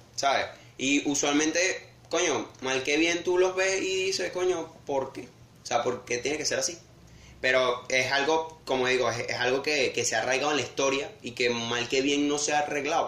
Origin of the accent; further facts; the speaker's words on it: Venezuela; uno como venezolano al fin